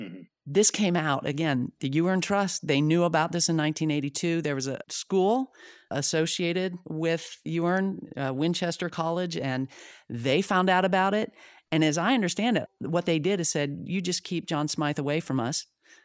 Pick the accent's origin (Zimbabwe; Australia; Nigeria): Zimbabwe; born there; And, I was born in Zimbabwe. My parents were missionaries there for 10 years.